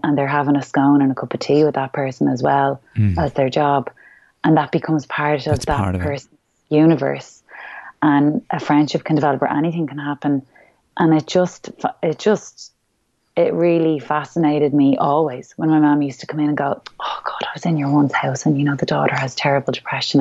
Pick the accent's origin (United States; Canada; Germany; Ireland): Ireland; who we really are as Irish people